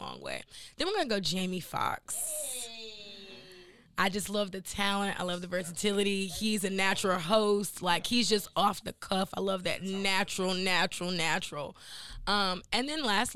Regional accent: Henderson, North Carolina, United States; moved away; also born or lived in Durham, North Carolina / New York / Atlanta; I'm initially from North Carolina. That's where I'm born, and that's probably I was born in like Durham, but I lived in like Henderson

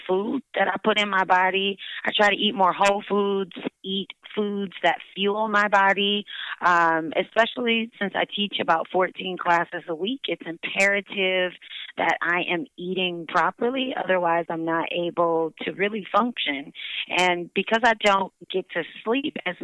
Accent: Detroit, Michigan, United States; moved away; also born or lived in New York City; I knew I was going to open a fitness studio in my hometown of Detroit

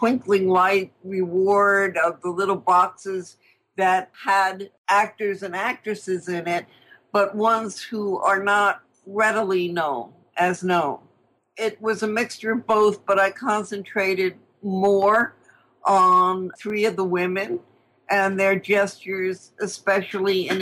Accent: New York City, New York, United States; I grew up with in Queens

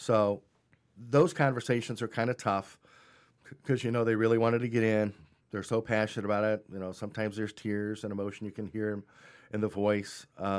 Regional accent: Cleveland, Ohio, United States; I'm from Cleveland.

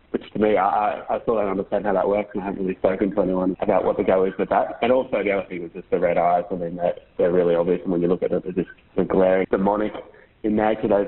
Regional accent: Queensland, Australia; I grew up in Queensland actually

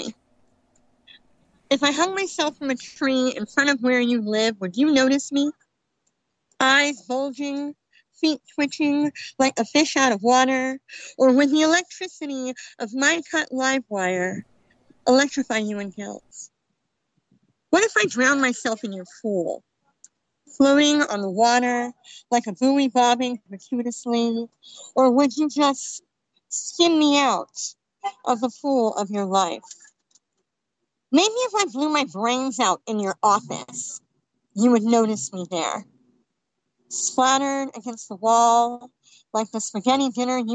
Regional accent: California, United States; I'm from California.

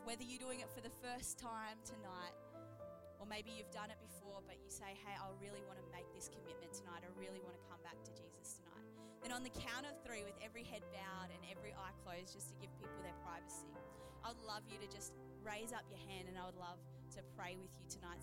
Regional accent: Geelong, Victoria, Australia; I grew up in Geelong, Victoria

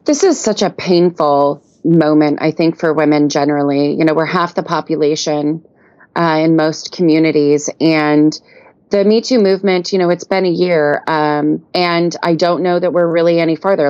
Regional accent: United States; as an American woman

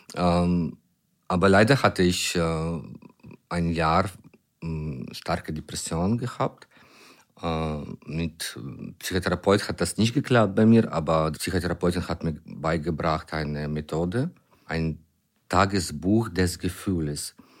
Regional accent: Ukraine; German is a second language; also born or lived in near Düsseldorf; Ich bin ein Ukrainer, äh, ein Dramatiker aus der Ukraine

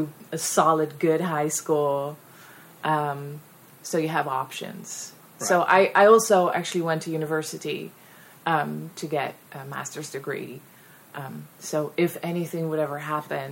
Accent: Netherlands; English is a second language; moved away; I'm 100% Dutch. So English is not my first language

